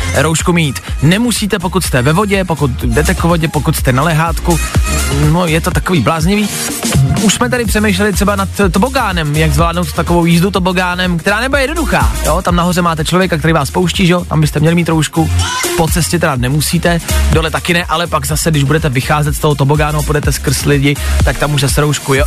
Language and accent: Czech; Plzeň, Plzeň Region, Czechia; já jsem z Plzně